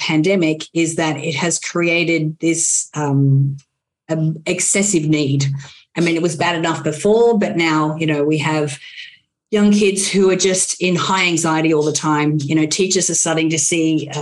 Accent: Australia; now in United States; I'm an Aussie, mate

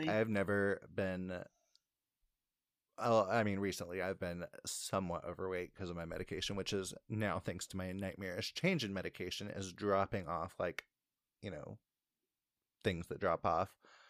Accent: Indiana, United States; We are from Indiana.

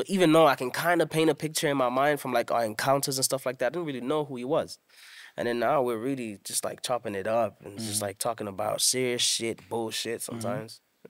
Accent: Durban, KwaZulu-Natal, South Africa; see the home I grew up in Durban, Elo. I changed that into a gaming center / studio.

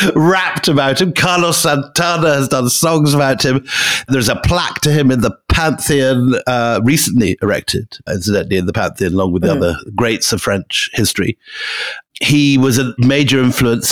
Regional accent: Scotland, United Kingdom; moved away; I am sitting in my the house I grew up in in Scotland

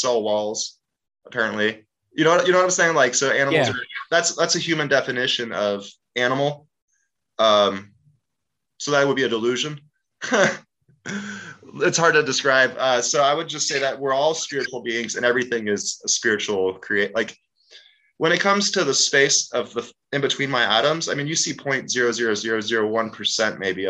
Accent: Cape Town, Western Cape, South Africa; I was born in Cape Town, South Africa during the apartheid

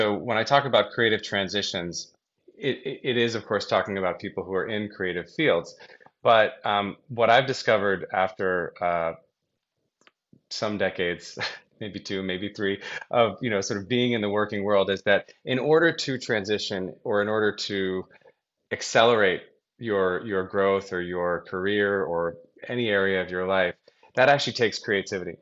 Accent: Brookline, Massachusetts, United States; I grew up in Brookline, Boston, okay. Massachusetts

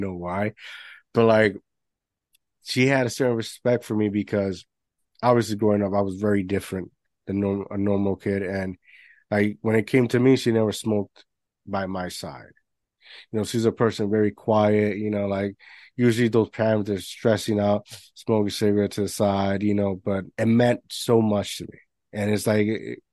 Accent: Puerto Rico; moved away; I grew up in Puerto Rico.

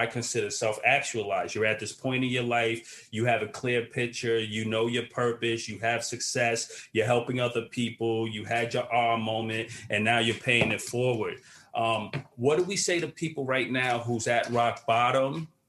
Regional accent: New York City, New York, United States; also born or lived in Queens, New York; I'm from Brooklyn originally, yeah. But I now currently live in Queens

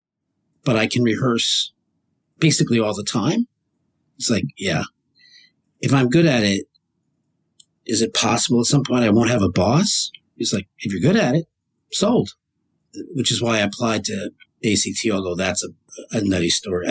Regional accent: New Jersey, United States; I grew up in New Jersey

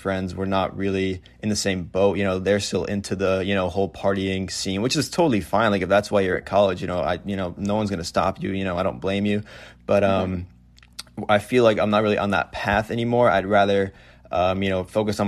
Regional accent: Fairfield County, Connecticut, United States; moved away as an adult; also born or lived in New Hampshire; I'm actually from Fairfield County in Connecticut. That's where I grew up.

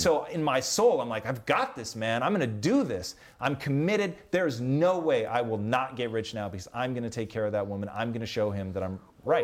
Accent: Tacoma, Washington, United States; moved away as an adult; growing up in Tacoma.

